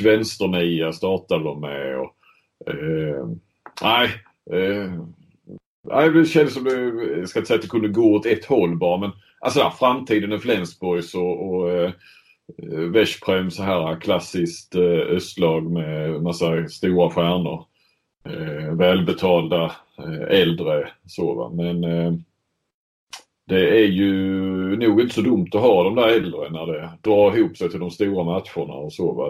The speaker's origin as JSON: {"language": "Swedish", "country": "Sweden", "moved": "yes", "said": "som svensk"}